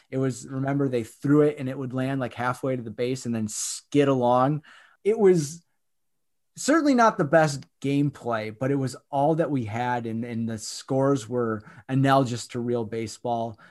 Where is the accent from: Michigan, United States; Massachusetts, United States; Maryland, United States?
Michigan, United States; growing up in Michigan